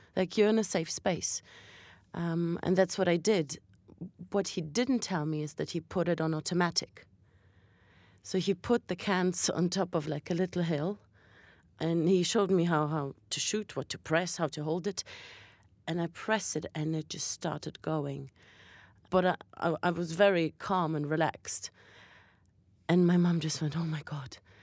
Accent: Berlin, Germany; also born or lived in Latvia; now in London, United Kingdom; I was born in Latvia, and my parents are Russian Jews, but I was brought up in Berlin, and now I live in London

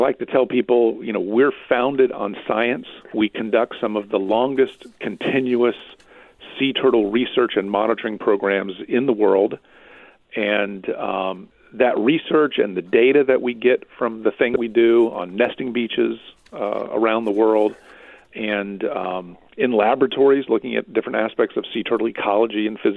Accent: Central Florida, United States; I'm a native Floridian. It's going back a long way, but it's part of the story. I was born here in Florida. I grew up in Central Florida

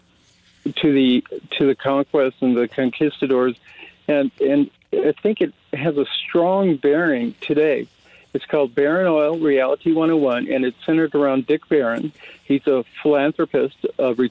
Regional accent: Santa Fe, New Mexico, United States; I'm a local, born and raised in Santa Fe

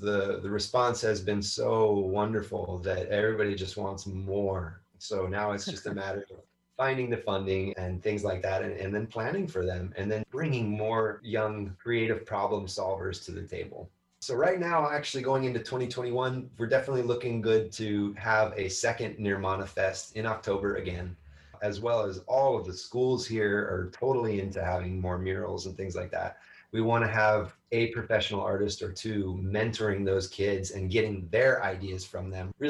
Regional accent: North Carolina, United States; born there; moved away; I don't know. I was born in North Carolina. I wasn't there very long. This has been the longest I've lived and stayed in one spot.

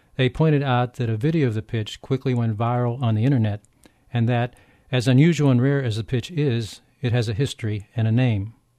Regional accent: Pittsburgh, Pennsylvania, United States; Growing up in Pittsburgh

